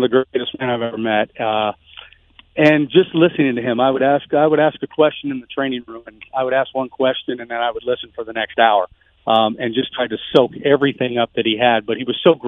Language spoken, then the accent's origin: English; Las Vegas, Nevada, United States; it's my hometown, and it's, like I said, it's where I raised my kids